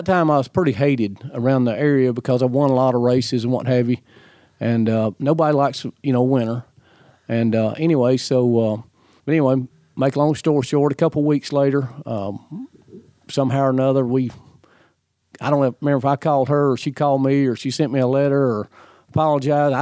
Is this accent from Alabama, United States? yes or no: yes; Birmingham, Alabama, United States; I was born in Alabama, in Birmingham, Alabama. I grew up in Alabama.